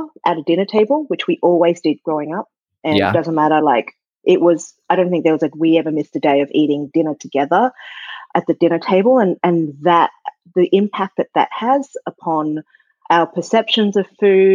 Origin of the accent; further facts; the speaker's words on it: Sydney, New South Wales, Australia; moved away as an adult; now in New York, United States; I grew up in Sydney, and I'd never really seen snow before